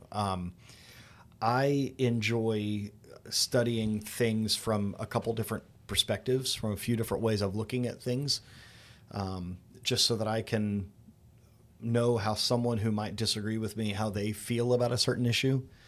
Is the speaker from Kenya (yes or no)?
no; Daytona Beach, Florida, United States; also born or lived in Indiana; I was born here in Daytona Beach, Florida, but, uh, while my parents went to seminary, we lived in Indiana for a little bit. moved back in the late eighties